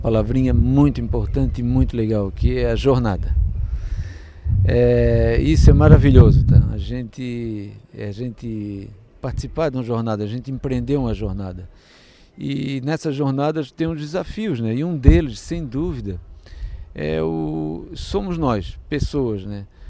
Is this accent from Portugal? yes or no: no; Santa Catarina, Brazil; eu sou aqui de Santa Catarina